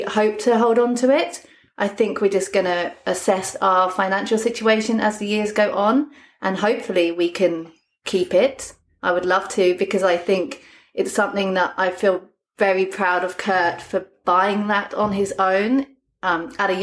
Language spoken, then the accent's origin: English; London, United Kingdom; moved away as an adult; now in South Coast, Australia; I come from London